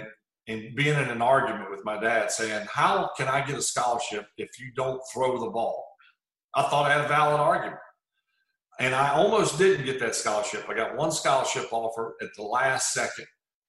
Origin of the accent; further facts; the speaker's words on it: Mississippi, United States; So I grew up, even though it was South Mississippi, most people thought I grew up in New Orleans, 50 minutes away.